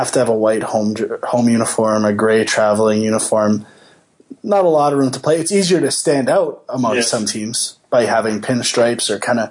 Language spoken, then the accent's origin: English; Canada; we're Canadian